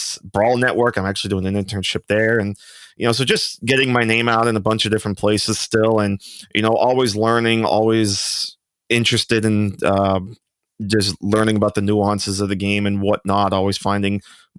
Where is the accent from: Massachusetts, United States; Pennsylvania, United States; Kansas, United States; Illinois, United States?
Pennsylvania, United States; Actually grew up an Eagles fan, interestingly enough. I'm from Northeast Pennsylvania and just fell in love with the sport.